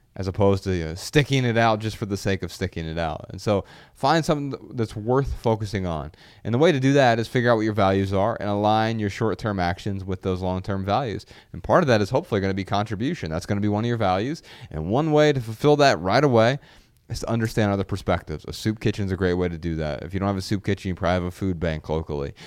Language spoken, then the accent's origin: English; Dayton, Ohio, United States; moved away; being back in Dayton, my hometown